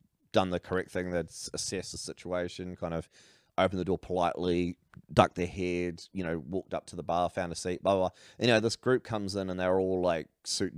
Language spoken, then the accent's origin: English; New Zealand; also born or lived in Australia; I'm a Kiwi